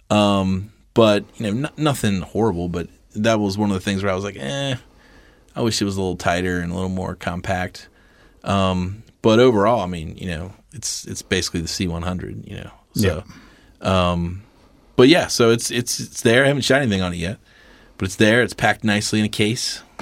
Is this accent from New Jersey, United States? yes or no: no; Cincinnati, Ohio, United States; we're from Cincinnati. We're a flyover